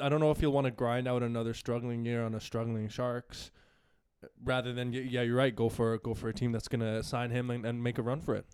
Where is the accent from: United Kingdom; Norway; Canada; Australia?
Canada; I'm Canadian